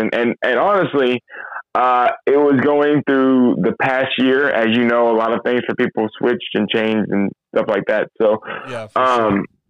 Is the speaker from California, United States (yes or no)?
yes; California, United States; California, born and raised